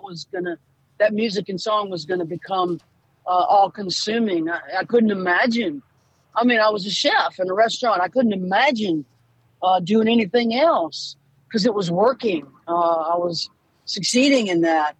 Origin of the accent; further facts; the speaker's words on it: Louisiana, United States; moved away; also born or lived in Boston; I'm from Louisiana